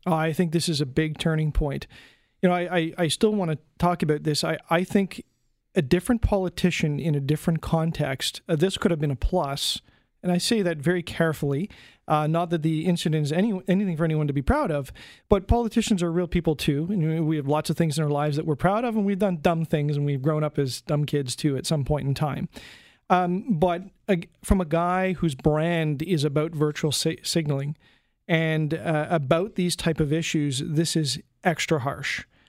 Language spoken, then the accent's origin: English; Canada; me as a Canadian